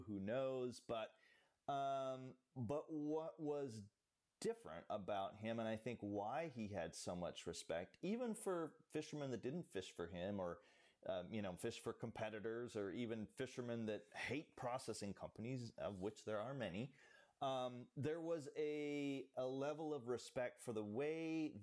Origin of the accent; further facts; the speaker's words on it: Alaska, United States; as a kid growing up in Alaska